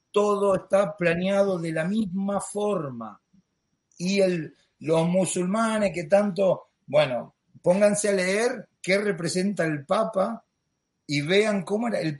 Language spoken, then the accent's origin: Spanish; Argentina; Lo digo yo, que vengo de una familia católica, argentino, como los españoles, que hemos sido criados con el catolicismo